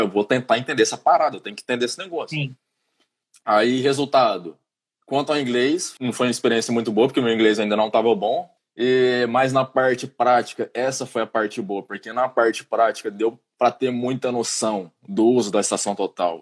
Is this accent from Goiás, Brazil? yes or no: yes; Goiânia, Goiás, Brazil; moved away as an adult; now in Ireland; eu sou de Goiânia, Goiânia, trinta e tantos graus